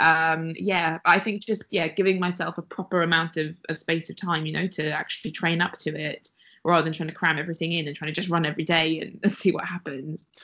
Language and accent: English; Wales, United Kingdom; moved away; I'm from Wales originally